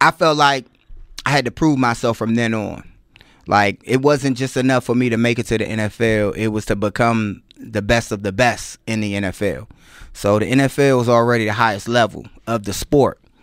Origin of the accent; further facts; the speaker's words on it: Washington, District of Columbia, United States; I'm from Washington, D C. By way of, uh, I played at Dunbar High School